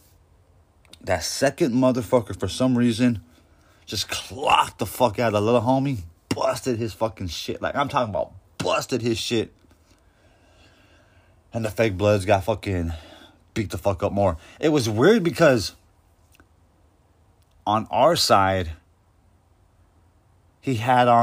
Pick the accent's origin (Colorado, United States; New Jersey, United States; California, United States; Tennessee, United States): California, United States; Coachella; I'm from Coachella